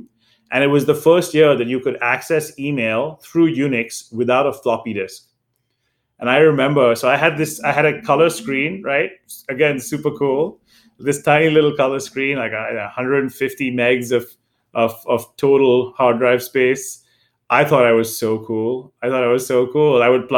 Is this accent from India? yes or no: yes; India; now in United States; And then again, as Paul mentioned, I came from India, and over the years, you know, early on, you would get newer phones in Asia, right?